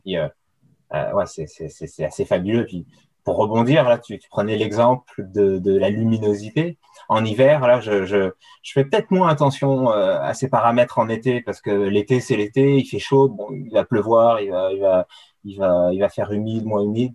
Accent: France; moved away as an adult; now in Quebec, Canada; je viens, viens de France. c'est là-bas que j'ai, que je suis né, que j'ai grandi, que j'ai fait mes études

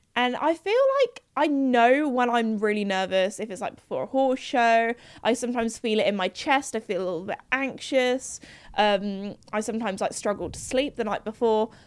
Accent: United Kingdom; in the U K, we have, we're very well known when we go to foreign countries for not being the best at speaking foreign languages.

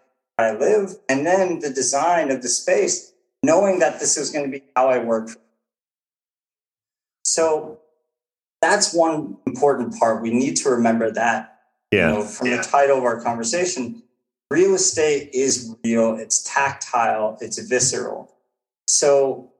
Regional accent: United States; as an American

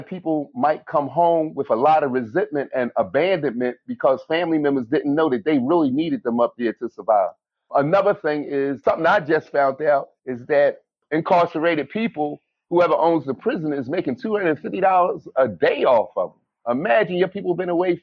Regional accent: Philadelphia, Pennsylvania, United States; I grew up in Philadelphia, Pennsylvania

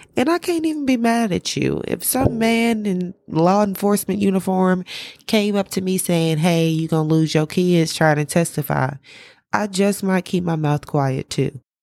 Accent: the South, United States; because I am from the South, I tend to be very, very slow with my speech

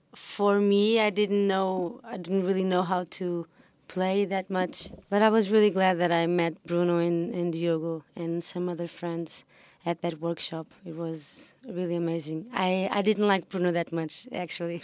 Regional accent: Lisbon, Portugal; I have, uh, African family, but, um, I grew up in, in Lisbon. Um, never lived anywhere else.

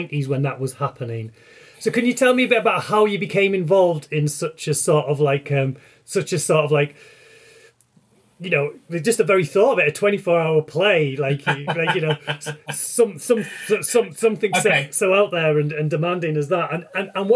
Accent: North East England, United Kingdom; also born or lived in Leeds; now in rural Yorkshire, United Kingdom; the northeast of England where I grew.

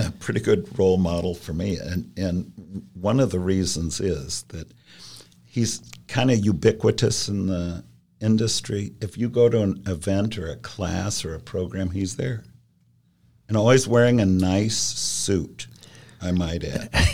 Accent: Columbus, Ohio, United States; also born or lived in New York City; I'm from Columbus

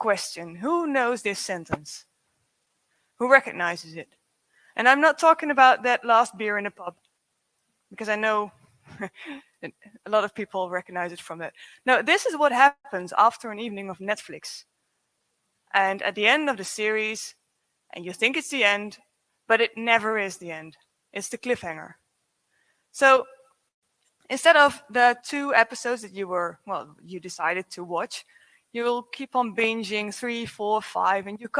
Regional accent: Zwolle, Overijssel, Netherlands; I'm from the Netherlands, from Zwolle, from the other end of the Netherlands

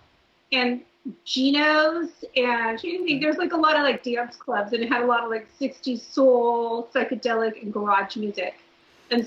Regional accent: Orange County, California, United States; also born or lived in Los Angeles; I grew up in Orange County. I lived in LA first, and I moved down to Orange County

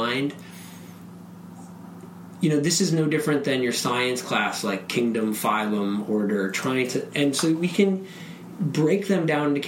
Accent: Wisconsin, United States; in my home state of Wisconsin

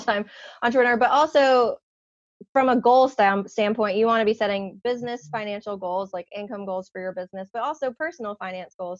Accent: Long Island, New York, United States; now in South Carolina, United States; I live in South Carolina, but I was born and raised in New York on Long Island

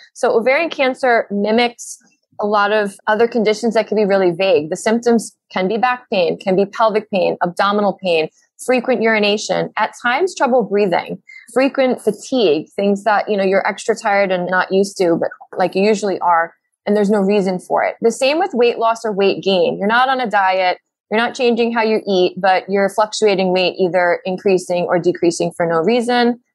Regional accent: New York City, New York, United States; we're from Brooklyn

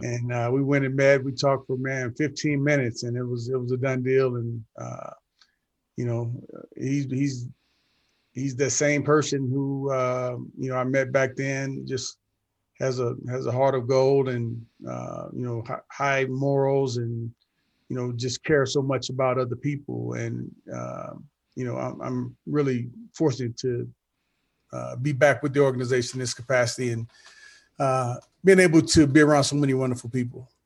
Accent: St. Louis, Missouri, United States; growing up the way that I grew up in St. Louis

